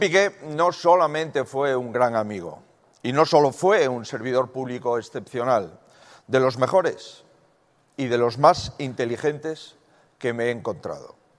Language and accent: Spanish; Galicia, Spain; Yo soy gallego porque nací en Galicia, que es una parte de España.